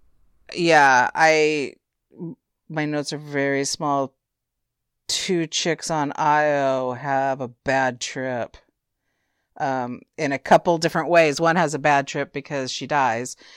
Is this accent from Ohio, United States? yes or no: no; California, United States; I'm a Californian myself